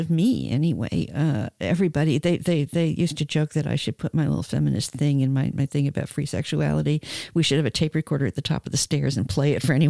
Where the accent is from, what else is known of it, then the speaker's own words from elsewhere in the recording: New York, United States; I came from New York. Maybe it was New Yorkism.